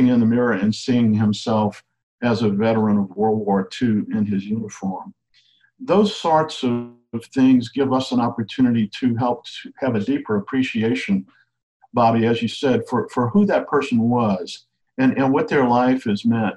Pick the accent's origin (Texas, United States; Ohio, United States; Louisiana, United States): Louisiana, United States; Cajun; I'm a Cajun storyteller